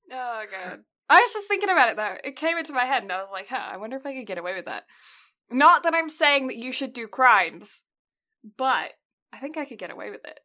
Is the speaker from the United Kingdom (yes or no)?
yes; United Kingdom; now in Canada; I'm British